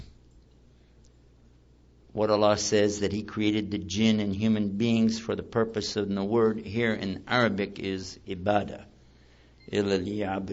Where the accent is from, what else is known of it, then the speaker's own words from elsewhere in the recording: Texas, United States; I'm from Texas